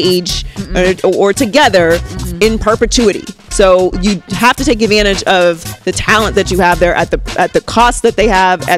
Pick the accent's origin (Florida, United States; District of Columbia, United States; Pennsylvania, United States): Pennsylvania, United States; Pittsburgh; moved away as an adult; now in Los Angeles, United States; I was born and raised in Pittsburgh, Pennsylvania. I lived there for 18 years